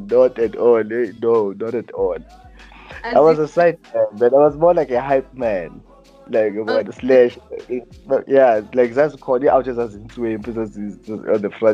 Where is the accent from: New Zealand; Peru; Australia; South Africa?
South Africa; Johannesburg, Gauteng; born or raised there; also born or lived in Butterworth, Eastern Cape, South Africa / Aliwal North, Eastern Cape, South Africa